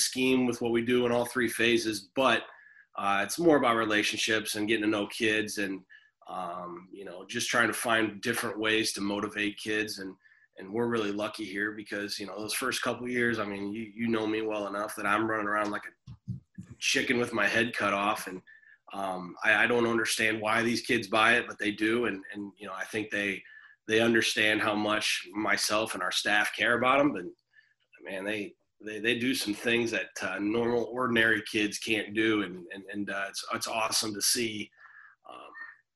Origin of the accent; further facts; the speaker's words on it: Metamora, Illinois, United States; I grew up in Metamora